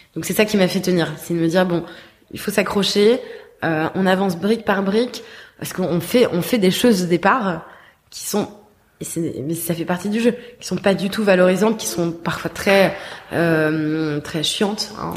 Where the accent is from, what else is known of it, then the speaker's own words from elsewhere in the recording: Paris, Île-de-France, France; moved away; also born or lived in Bordeaux; je suis née j'ai grandi à Paris mais j'ai ensuite vécu 10 ans à Bordeaux